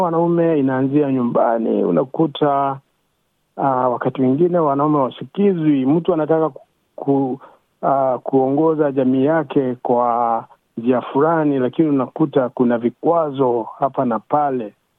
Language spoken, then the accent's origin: Swahili; Kenya; moved away; mimi ni Mkenya